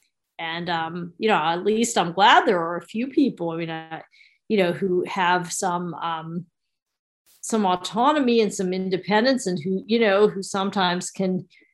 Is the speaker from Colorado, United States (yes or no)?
no; New York, United States; now in Pennsylvania, United States; I happen to be in PA now. I'm also a New Yorker